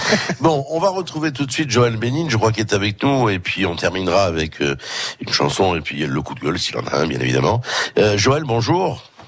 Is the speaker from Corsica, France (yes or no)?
yes; Corsica, France; on a cette propension chez nous en Corse